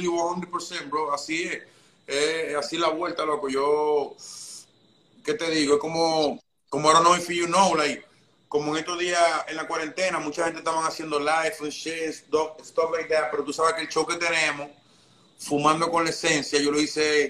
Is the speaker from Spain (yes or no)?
no; Dominican Republic; moved away as an adult; also born or lived in Santo Domingo; now in New York, United States; yo nací en República Dominicana